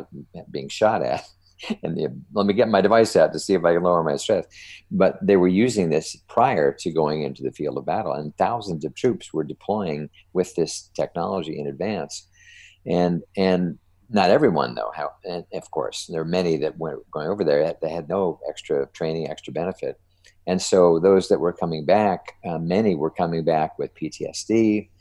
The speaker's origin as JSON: {"language": "English", "region": "New Jersey", "country": "United States", "said": "I'm from New Jersey, so I'm a Jersey boy."}